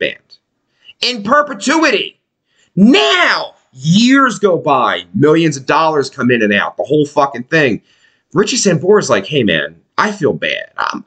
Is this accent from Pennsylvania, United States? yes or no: yes; Pennsylvania, United States; We're from Pennsylvania